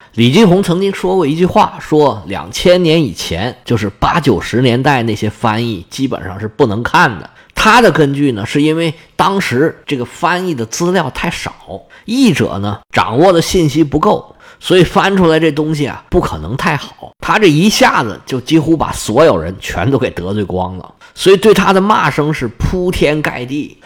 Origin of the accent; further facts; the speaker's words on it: China; 我们中国人看了就必然不习惯